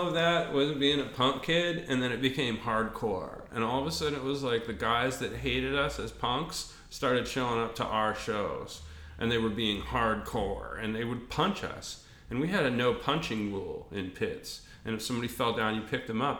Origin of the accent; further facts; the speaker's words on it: Albuquerque, New Mexico, United States; I grew up in Albuquerque